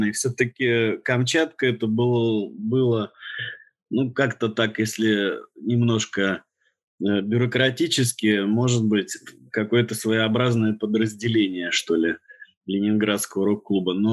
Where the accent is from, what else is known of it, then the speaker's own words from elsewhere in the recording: Dudinka, Krasnoyarsk Krai, Russia; moved away; в общем, я сюда приехал с Таймыра. Там мы жили в городе Дудинке, это порт на Енисее, это административная столица Таймырского национального округа.